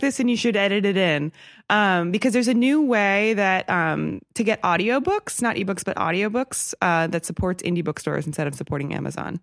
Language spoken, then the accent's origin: English; outside of Milwaukee, Wisconsin, United States; I grew up outside of Milwaukee